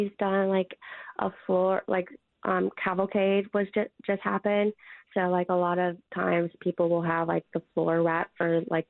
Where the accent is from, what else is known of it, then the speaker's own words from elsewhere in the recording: Indiana, United States; moved away; I'm actually from Indiana.